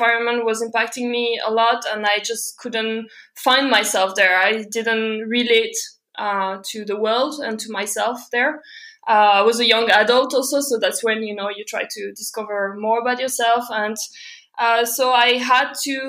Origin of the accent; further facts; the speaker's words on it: southern France, France; moved away; also born or lived in Belgium; I'm from Belgium originally. I grew up in south of France, but then before traveling, I was back in Belgium